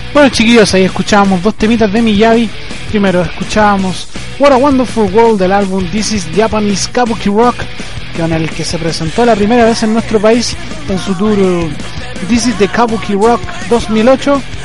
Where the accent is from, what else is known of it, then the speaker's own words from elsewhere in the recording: Chile; en mi país